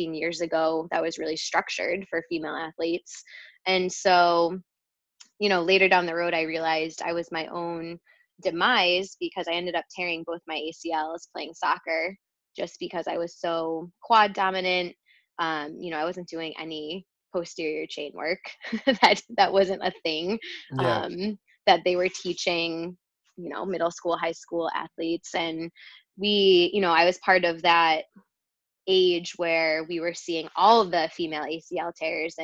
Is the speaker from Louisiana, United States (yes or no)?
no; Rochester, New York, United States; moved away as an adult; Rochester, New York